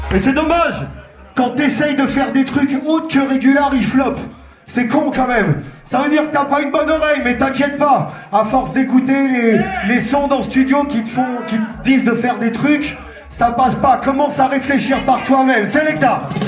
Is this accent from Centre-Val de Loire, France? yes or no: yes; Tours, Centre-Val de Loire, France; now in Paris, France; On vient de Tour